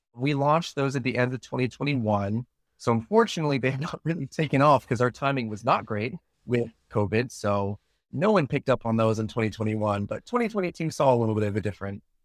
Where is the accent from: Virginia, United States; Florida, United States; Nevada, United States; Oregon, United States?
Virginia, United States; moved away as an adult; now in Osaka, Japan; I am actually originally from Virginia in the U S